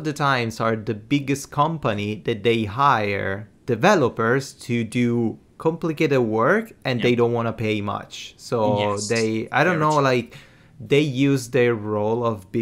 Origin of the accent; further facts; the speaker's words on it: Italy; I'm from Italy